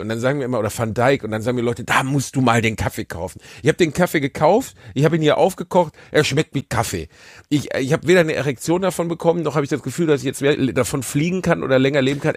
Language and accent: German; Gelsenkirchen, North Rhine-Westphalia, Germany; ich komme aus Gelsenkirchen, so also bei uns heißt das Satanisten